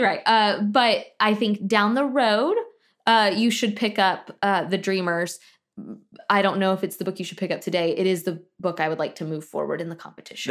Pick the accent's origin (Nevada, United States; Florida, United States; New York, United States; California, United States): Florida, United States; Tallahassee; where I grew up in Tallahassee